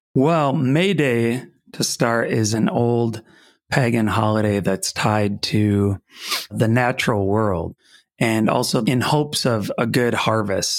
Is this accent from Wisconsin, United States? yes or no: yes; Ellsworth, Wisconsin, United States; I grew up in Ellsworth